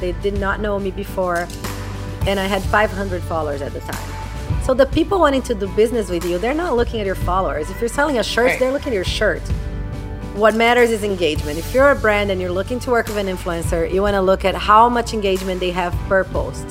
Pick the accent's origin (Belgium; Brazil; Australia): Brazil; moved away as an adult; I'm from Brazil. I moved here in 2000, right out of college.